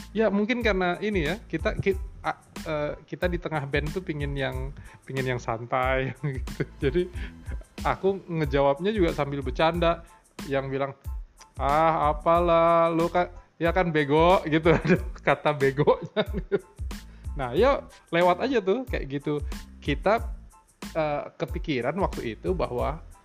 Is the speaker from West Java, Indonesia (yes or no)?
no; Rumbai, Riau, Indonesia; born or raised there